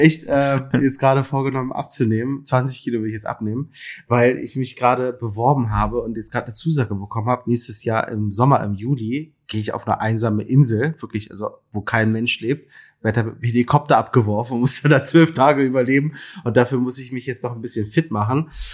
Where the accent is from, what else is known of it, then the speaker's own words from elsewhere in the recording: Berlin, Germany; ich bin ja Berliner, in Berlin geboren und äh, bis auf einen kleinen Zwischenstopp in Mainz äh, und Lüneburg zum Studieren ähm, immer irgendwie in, in, in Berlin gelebt